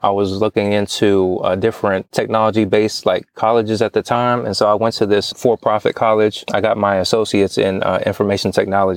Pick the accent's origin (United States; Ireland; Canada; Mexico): United States; Charleston, West Virginia; now in Texas, United States; Growing up in West Virginia was pretty fun